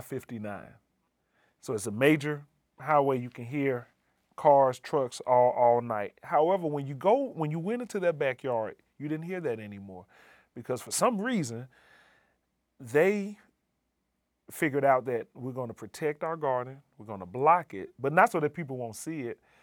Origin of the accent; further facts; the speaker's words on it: Birmingham, Alabama, United States; moved away as an adult; also born or lived in Montana; now in New Haven, United States; I come from Birmingham, Alabama. that is home, or that's my origin. Uh, growing up there